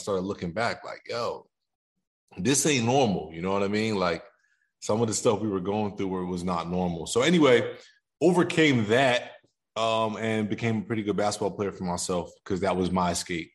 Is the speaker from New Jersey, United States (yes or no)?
yes; Somerville, New Jersey, United States; I grew up in Jersey. I'm a Jersey boy. Somerville, New Jersey, to be exact.